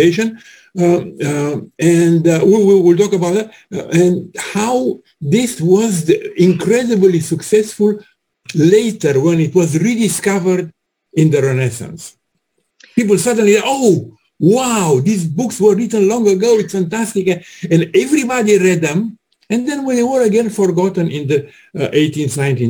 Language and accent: English; Romania; I'm from Romania